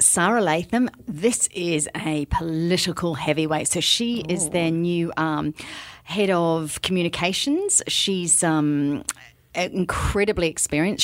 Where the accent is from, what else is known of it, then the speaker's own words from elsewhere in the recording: New Zealand; a New Zealander from birth